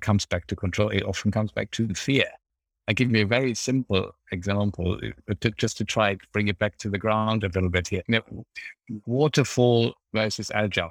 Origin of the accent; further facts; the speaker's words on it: Germany; English is a second language; moved away as an adult; now in United Kingdom; my home country, Germany